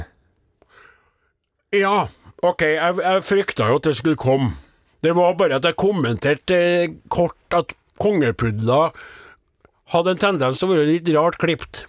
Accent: Namdalen, Trøndelag, Norway; moved away; mens jeg var hjemme i Namdalens land

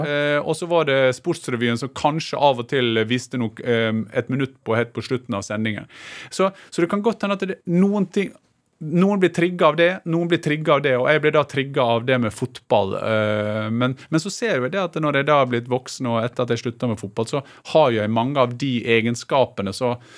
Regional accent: Gursken, Møre og Romsdal, Norway; moved away; jeg er veldig knytta til uh, heimstaden min

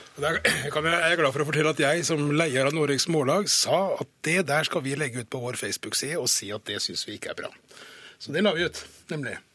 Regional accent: Fredrikstad, Østfold, Norway; jeg kommer fra Fredrikstad, vi kommer fra østlandsområdet

